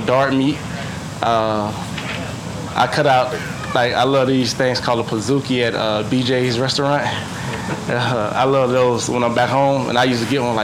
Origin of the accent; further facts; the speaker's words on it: Tampa, Florida, United States; I'm from Tampa, but I live outside of Tampa.